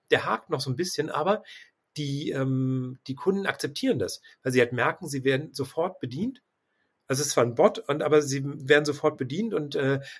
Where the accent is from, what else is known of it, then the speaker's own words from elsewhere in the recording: Hamburg, Germany; also ich komme ja aus Hamburg und wir haben tatsächlich einen großen Taxidienstleister